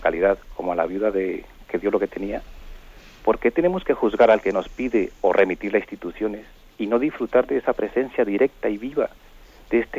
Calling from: Palafrugell, Catalonia, Spain; de Parafruyel por Gerona.

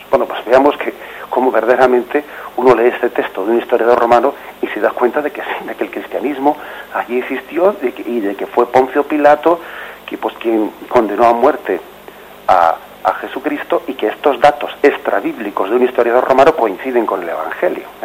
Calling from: La Orotava, Canary Islands, Spain; llamo de la Rotada Tenerife.

